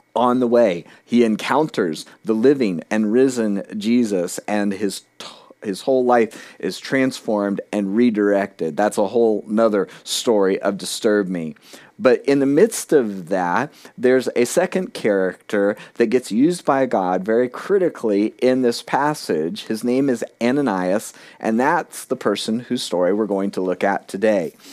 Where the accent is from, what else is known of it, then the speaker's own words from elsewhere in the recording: South Florida, United States; moved away as an adult; now in New Hampshire, United States; I'd been born and raised in South Florida